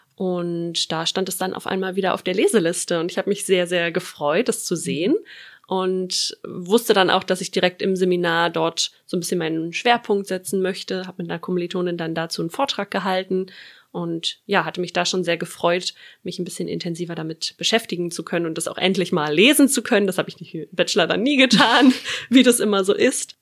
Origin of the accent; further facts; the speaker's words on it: Brandenburg, Germany; moved away as an adult; also born or lived in Berlin; now in Flensburg, Germany; komme aus der Region Berlin-Brandenburg, aus einem kleinen Vorort